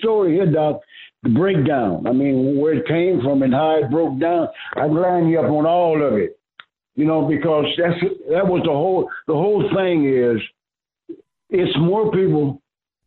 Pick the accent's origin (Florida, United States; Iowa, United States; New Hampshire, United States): Iowa, United States; Waterloo; I'm from Waterloo, 13 miles apart